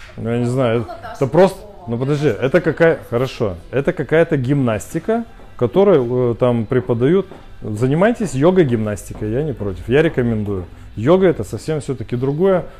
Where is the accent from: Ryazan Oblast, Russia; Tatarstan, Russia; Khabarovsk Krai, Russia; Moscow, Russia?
Khabarovsk Krai, Russia; Khabarovsk; Я сам из Хабаровска